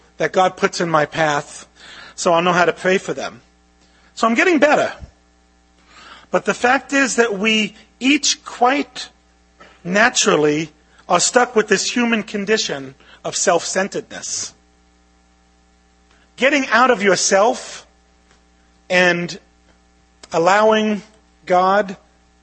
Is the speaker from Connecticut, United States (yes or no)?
no; New York City, New York, United States; I grew up in Brooklyn with an Italian mom who grew up in a Jewish neighborhood